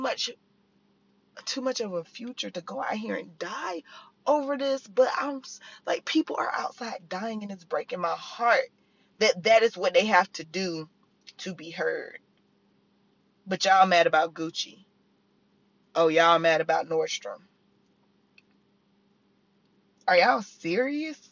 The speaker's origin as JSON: {"language": "English", "region": "the South", "country": "United States", "said": "I'm from the South."}